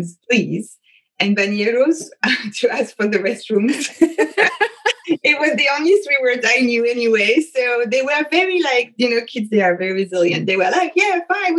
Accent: France; accent: French; English is a second language; moved away as an adult; also born or lived in San Francisco, California / Dallas, Texas / Brazil; now in Maryland, United States; you can hear it right away with my accent. I was born in France.

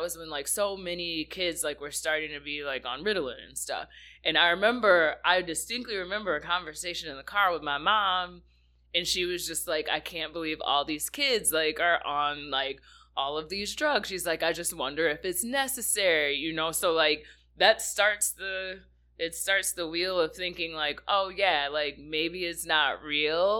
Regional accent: South Haven, Michigan, United States; I grew up here in Michigan. I'm a Lakeshore kid, so I grew up in a really small town, just kind of like right outside of South Haven, Michigan, right on Lake Michigan. That's where I was born and raised

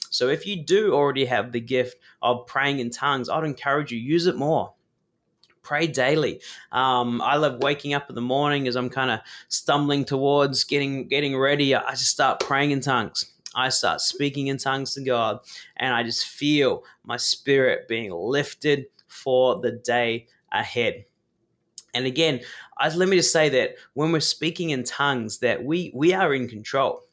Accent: New Zealand; I was born in New Zealand

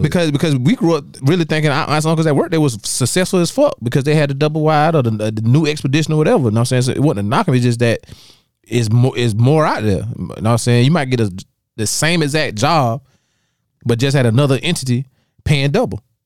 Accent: Dallas, South Carolina, United States; moved away; growing up in Dallas and South Carolina for a long time

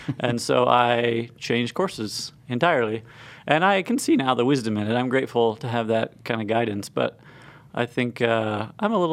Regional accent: Bloomington, Indiana, United States; I'm a Hoosier boy. I grew up in Bloomington

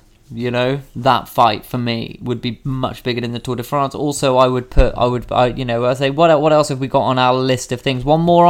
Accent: United Kingdom; I'm a British traditionalist

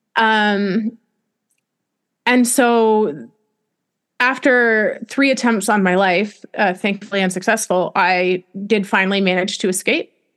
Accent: Canada; moved away as an adult; also born or lived in Wyoming; I'm Canadian

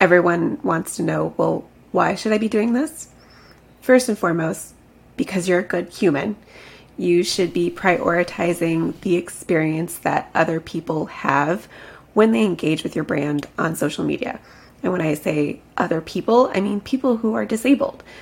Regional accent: Chicago, Illinois, United States; moved away as an adult; now in Florida, United States; I'm actually originally from Chicago

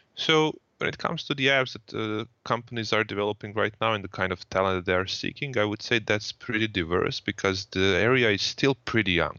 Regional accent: Croatia; I come from Croatia

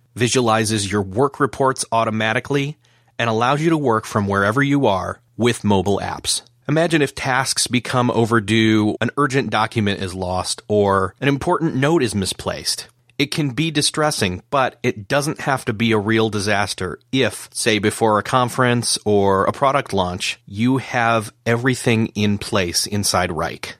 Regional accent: New York, United States; accent: flat, un-American, bland accent from America; moved away; I grew up in New York, state of New York

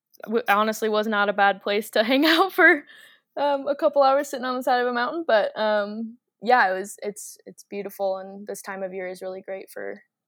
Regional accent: Iowa, United States; moved away as an adult; now in Denver, United States; I'm actually originally from the Midwest, middle of nowhere, Iowa. So it's a huge change.

